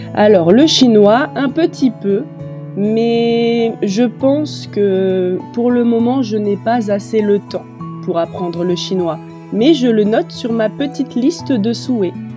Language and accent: French; Metz, Grand Est, France; je suis française. Je suis née à Metz, dans le nord de la France